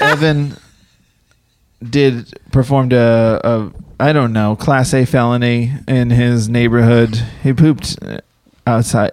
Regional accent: East Coast, United States; moved away; I grew up on the East Coast, so we had snow.

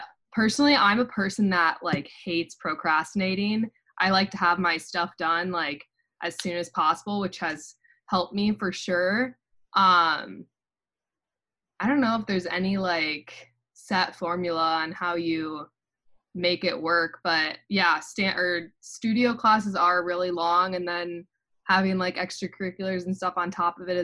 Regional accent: Iowa, United States; moved away as an adult; now in Ann Arbor, United States; I'm from Iowa.

